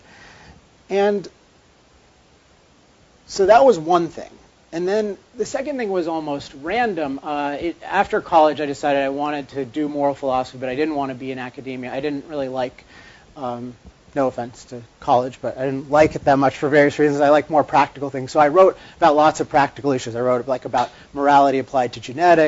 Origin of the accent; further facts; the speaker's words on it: Chevy Chase, Maryland, United States; now in California, United States; I grew up in Maryland at a place called Chevy Chase, Maryland